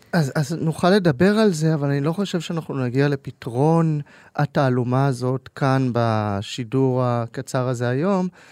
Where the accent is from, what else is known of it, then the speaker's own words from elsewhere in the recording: Tel Aviv, Tel Aviv District, Israel; אני בוגר אוניברסיטת תל אביב, העיר שבה גדלתי ולמדתי